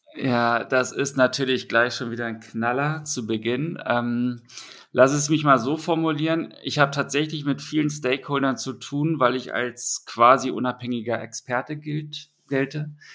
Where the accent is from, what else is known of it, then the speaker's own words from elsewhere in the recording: Berlin, Germany; Ich komme ja aus Berlin